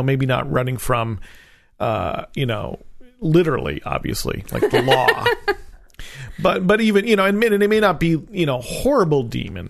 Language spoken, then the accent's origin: English; New Jersey, United States; I'm from Jersey